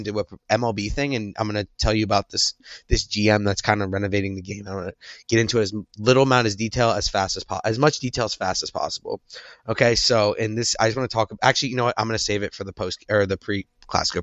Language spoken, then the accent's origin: English; United States; I'm American